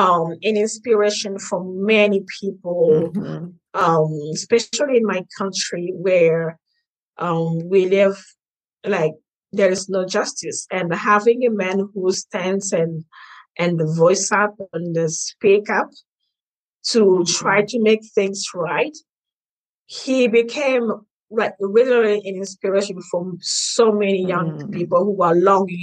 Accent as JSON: {"language": "English", "country": "DR Congo", "tie": "born or raised there", "said": "I'm from Congo, born and raised in Congo."}